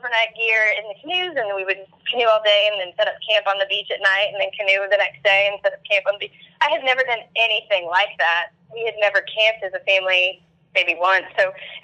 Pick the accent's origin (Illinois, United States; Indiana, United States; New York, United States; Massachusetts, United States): Indiana, United States; Evansville; I ended up staying in my hometown and going to a college called the University of Southern Indiana